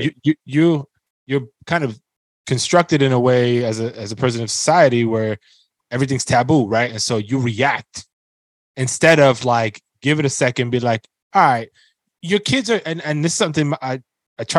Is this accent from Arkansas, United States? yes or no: no; New York City, New York, United States; I grew up in the Bronx, and that was the environment I grew up